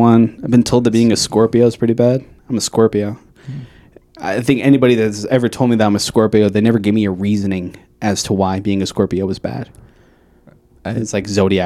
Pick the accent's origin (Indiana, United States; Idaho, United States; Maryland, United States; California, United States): Idaho, United States; Caldwell; also born or lived in Portland, Oregon; now in Boise, United States; I'm from Caldwell.